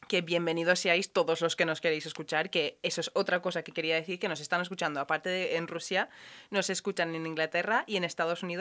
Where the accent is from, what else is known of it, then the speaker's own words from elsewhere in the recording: Ireland; yo soy irlandesa y he ido a un colegio muy católico